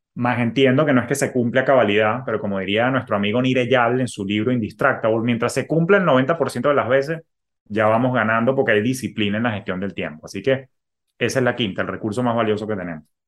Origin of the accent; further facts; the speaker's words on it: Venezuela; moved away; yo que vengo de Venezuela